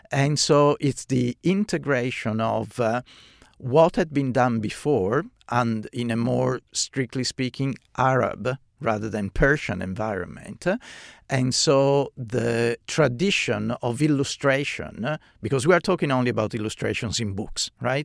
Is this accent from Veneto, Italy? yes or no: yes; Venice, Veneto, Italy; moved away as an adult; now in Australia; I grew up in, in Venice. Venice is my hometown